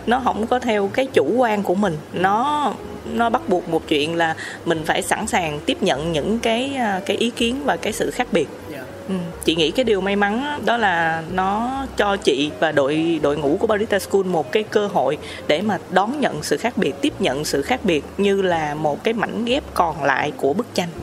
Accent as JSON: {"language": "Vietnamese", "country": "Vietnam", "said": "chị là người Việt Nam"}